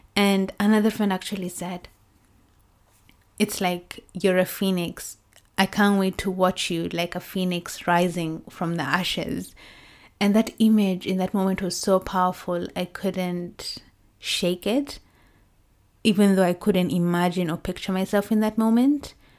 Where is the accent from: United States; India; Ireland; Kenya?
Kenya; Kericho, Kericho County; now in United Kingdom; our hometown, well, my hometown, Kericho